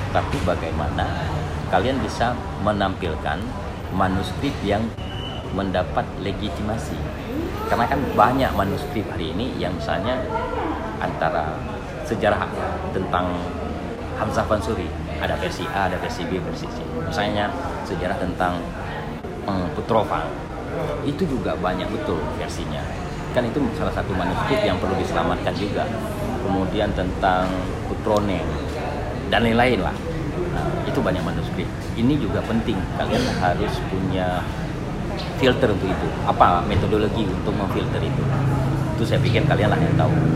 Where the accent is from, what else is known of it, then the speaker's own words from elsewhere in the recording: Aceh, Indonesia; kita orang Aceh